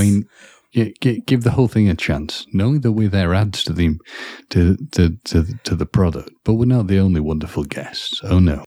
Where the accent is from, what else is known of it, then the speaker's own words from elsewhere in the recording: Wales, United Kingdom; as a Welsh person